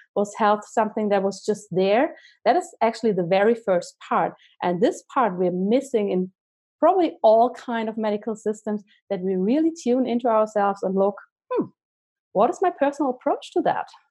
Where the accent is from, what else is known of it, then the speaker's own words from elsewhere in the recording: Germany; moved away as an adult; now in Zurich, Switzerland; I'm originally from Germany, but I live in Zurich, Switzerland with my family now.